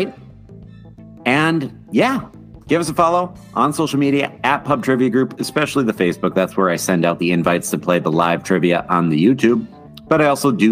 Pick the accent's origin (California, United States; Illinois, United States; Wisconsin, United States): Wisconsin, United States; we are from Wisconsin